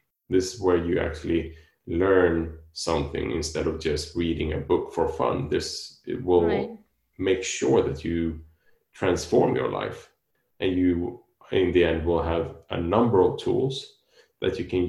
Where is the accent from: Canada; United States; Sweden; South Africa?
Sweden; now in Spain; I am living in Spain and I'm from Sweden